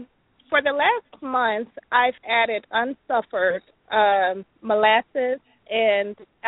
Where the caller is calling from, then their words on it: Gainesville, Florida, United States; I'm calling from Gainesville, Florida.